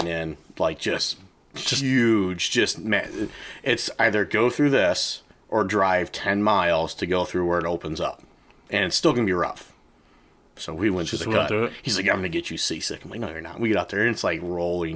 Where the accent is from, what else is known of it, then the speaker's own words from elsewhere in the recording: Michigan, United States; I'm not a Yankee. I'm from Michigan. I'm Midwestern